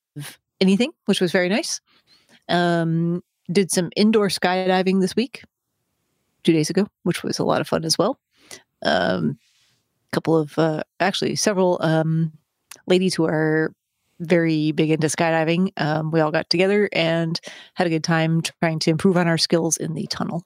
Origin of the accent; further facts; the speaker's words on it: Chicago, Illinois, United States; Mike and I are from Chicago